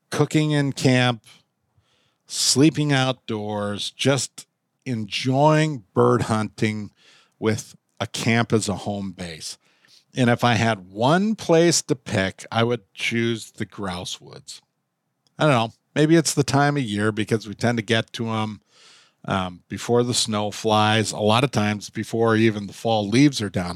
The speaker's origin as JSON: {"language": "English", "region": "Minnesota", "country": "United States", "tie": "born or raised there", "said": "Growing up in Minnesota, Red Wing is synonymous with who we are"}